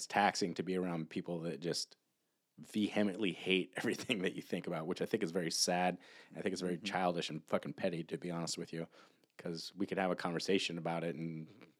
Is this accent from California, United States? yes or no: yes; California, United States; no, dude, I grew up in Northern California.